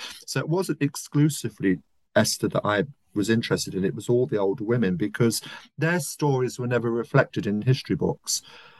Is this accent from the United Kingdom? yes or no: yes; London, United Kingdom; I come from South London, working class background. Left school at 16, as a lot of working class kids did, with nothing, no qualifications, no access to university.